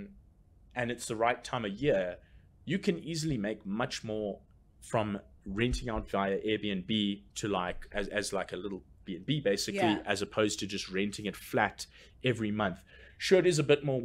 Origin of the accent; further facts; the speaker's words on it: Port Elizabeth, Eastern Cape, South Africa; now in Johannesburg, South Africa; my hometown, Port Elizabeth